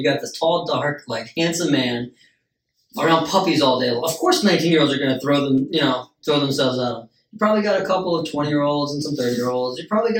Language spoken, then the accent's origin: English; United States; Because we're Americans.